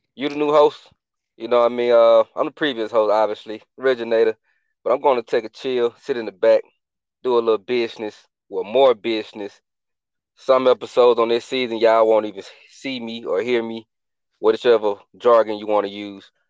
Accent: Atlanta, Georgia, United States; moved away as an adult; I was born and raised in Atlanta

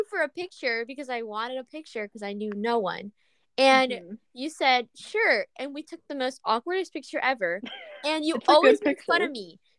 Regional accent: San Marcos, Texas, United States; Yeah, I'm from San Marcos. Like, I'm hours away.

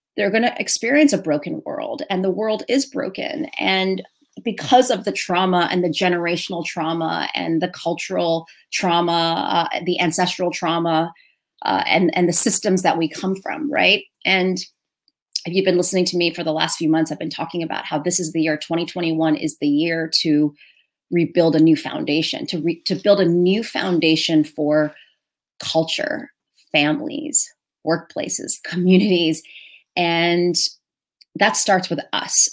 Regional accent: New York City, New York, United States; I am Chinese American, uh, born and raised in New York City, here in America

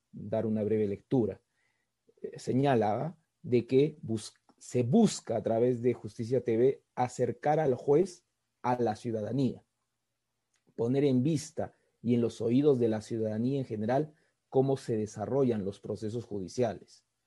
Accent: Peru; los peruanos fuimos testigos

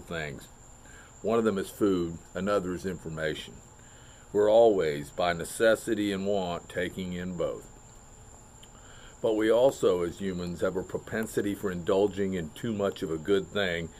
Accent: Melbourne, Florida, United States; I've been teaching and coaching down here in my hometown of Melbourne, Florida, for the past 35 years

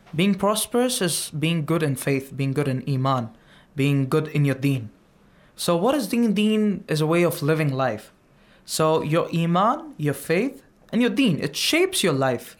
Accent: India; from India

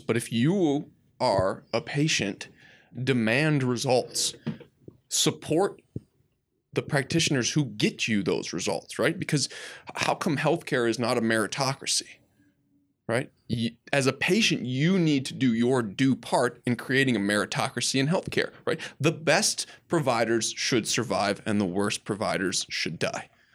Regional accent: Midwest, United States; I'm from the Midwest

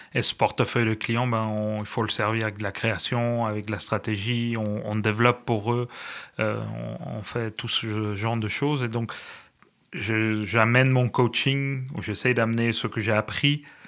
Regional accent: Spain; now in Canada; Je suis espagnol

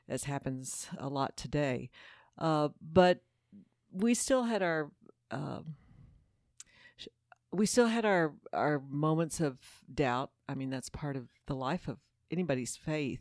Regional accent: Houston, Texas, United States; I grew up Catholic here in Houston, Texas, at Saint Peter the Apostle Parish

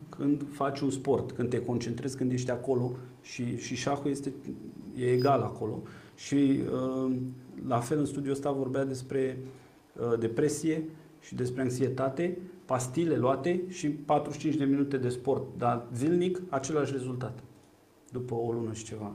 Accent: Ploiești, Prahova, Romania; Eu sunt un ploieștean cu spirit civic

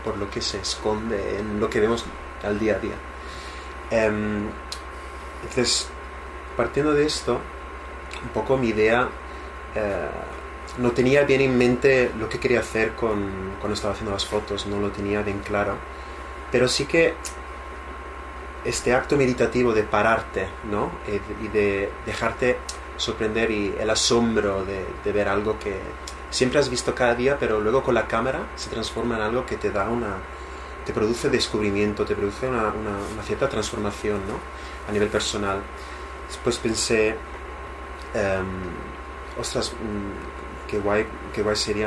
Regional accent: Italy; moved away; mi pueblo en Italia

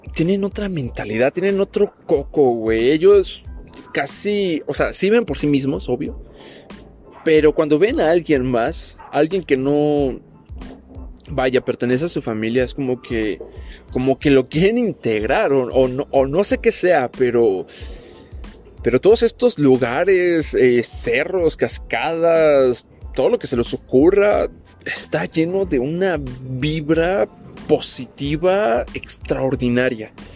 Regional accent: Tapachula, Chiapas, Mexico; moved away; cuando todavía vivía en mi pueblito, en mi ciudad Tapachula, Chiapas, México

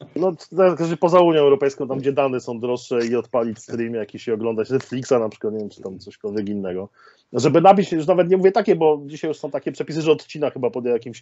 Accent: Częstochowa, Silesian Voivodeship, Poland; jestem oryginalnie z Częstochowy

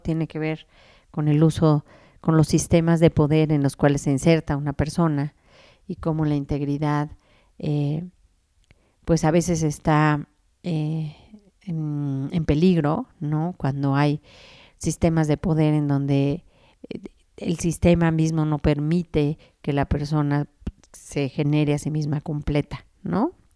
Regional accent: Mexico; nosotros como mexicanos

